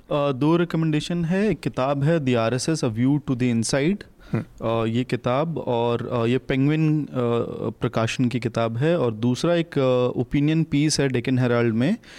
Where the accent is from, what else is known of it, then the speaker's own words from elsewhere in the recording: Dehradun, Uttarakhand, India; एक छोटे से शहर में देहरादून में हमारे शहर में